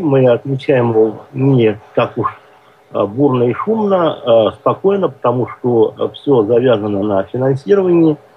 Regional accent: Orenburg, Orenburg Oblast, Russia; moved away; я родом с Оренбурга

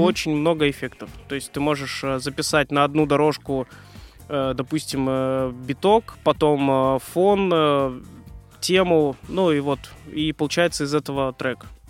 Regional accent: Moscow, Russia; also born or lived in Oryol; я родился в Орле и где-то лет 8, э, наверное, переехал в Москву. Uh Э, учился в школе 1429

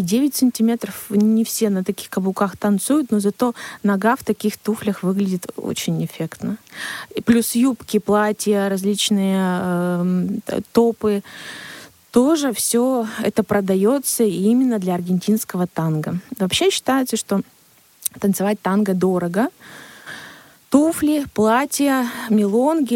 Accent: Siberia, Russia; у нас в Сибири. Мы сибиряки, да, наш менталитет, наш климат, он влияет на наше общение

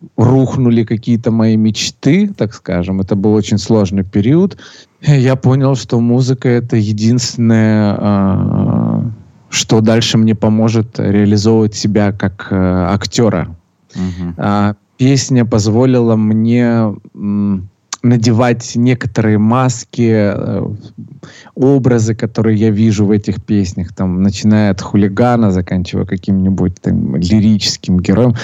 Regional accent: Sochi, Krasnodar Krai, Russia; родился я в городе э, Сочи

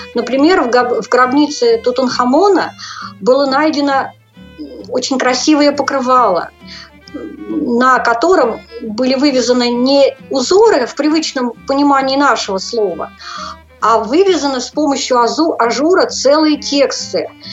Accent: Saratov, Saratov Oblast, Russia; Я родилась в Саратовской области, э, закончила Саратовскую школу для незрячих в 1987 году

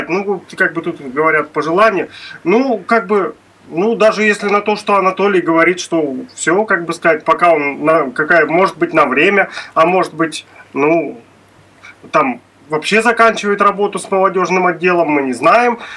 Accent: Astrakhan Oblast, Russia; Я из Астраханской области.

